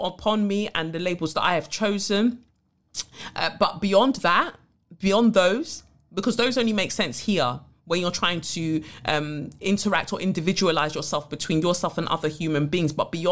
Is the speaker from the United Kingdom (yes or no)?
yes; United Kingdom